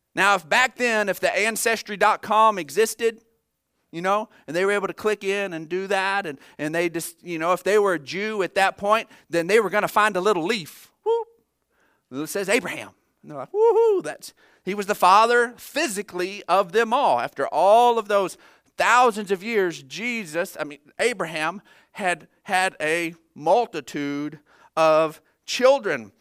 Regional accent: United States; as an American

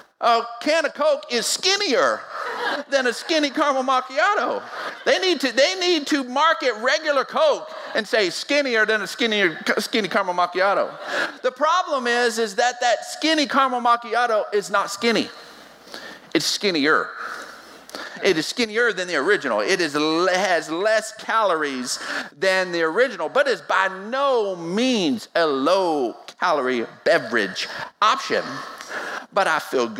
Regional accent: West Texas, United States; I was born and raised in West Texas

